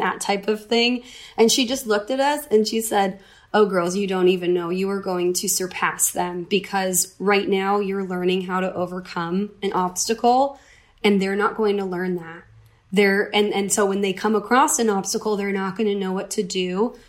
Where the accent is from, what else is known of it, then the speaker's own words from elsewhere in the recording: upstate New York, United States; moved away as an adult; also born or lived in Vermont; now in California, United States; I'm originally from the East Coast. I grew up in upstate New York